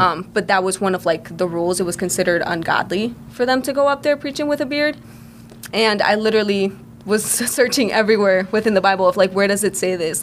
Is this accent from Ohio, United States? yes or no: yes; Cleveland, Ohio, United States; also born or lived in Puerto Rico; I was born in Puerto Rico. Um, we moved, me and my family moved here when I was five years old. I was raised in Cleveland my entire life